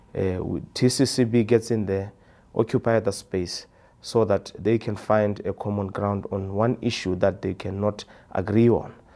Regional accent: Maun, North-West District, Botswana; I'm from Botswana, a village called Maun. That's where I live.

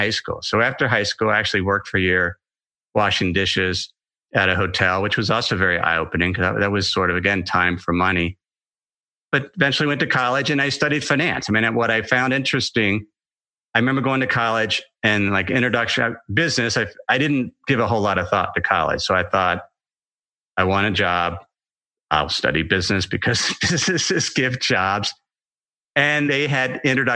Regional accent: Ohio, United States; I grew up in Ohio

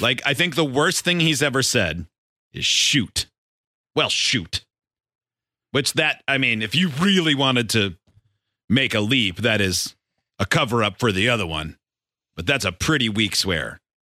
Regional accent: Michigan, United States; growing up in Michigan

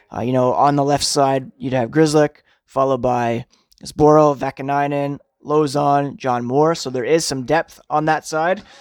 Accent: Canada; as a Canadian, I grew up watching Hockey Night in Canada

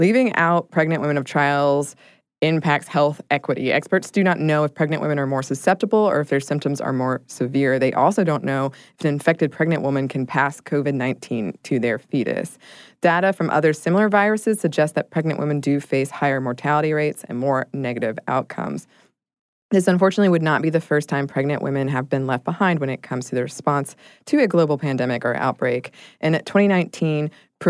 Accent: United States; we're from the United States

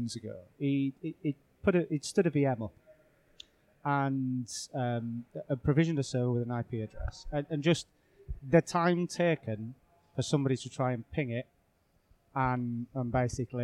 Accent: United Kingdom

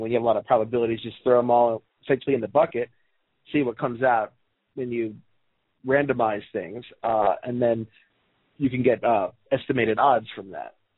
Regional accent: Baltimore, Maryland, United States; I'm from Baltimore

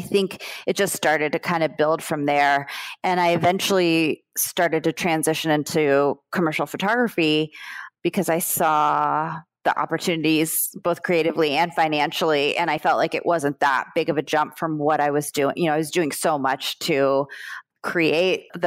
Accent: South Florida, United States; also born or lived in Brooklyn, New York; I grew up in South Florida

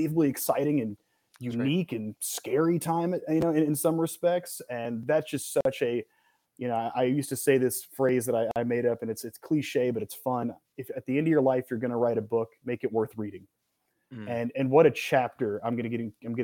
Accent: North Carolina, United States; growing up in North Carolina

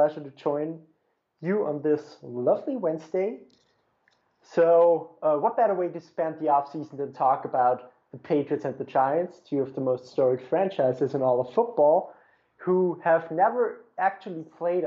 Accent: Austria; I actually live in Austria. I was born here

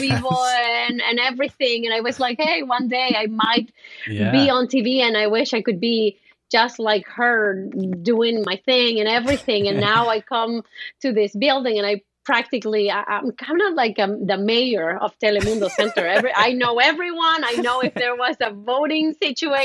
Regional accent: Honduras; I'm from Honduras

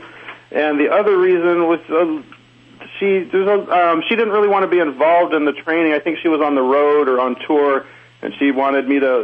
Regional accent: Los Angeles, California, United States; I was born and raised in Hollywood

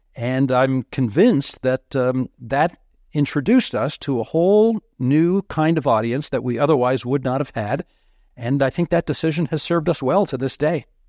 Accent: Southern Ontario, Canada; I had been born and raised in Southern Ontario

